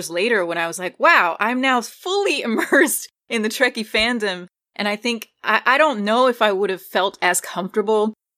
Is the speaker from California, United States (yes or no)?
no; Newark, New Jersey, United States; I grew up in a, like, mostly Black Caribbean Latino area in Newark, New Jersey.